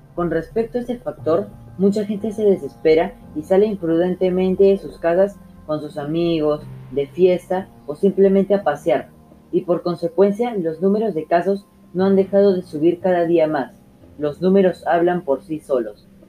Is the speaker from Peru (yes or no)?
yes; Peru; como peruanos que somos